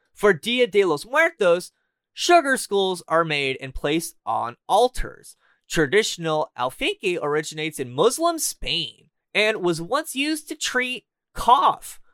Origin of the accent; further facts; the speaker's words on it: Southern California, United States; moved away as an adult; now in Canada; I'm from Southern California, and I have been in Canada for a month now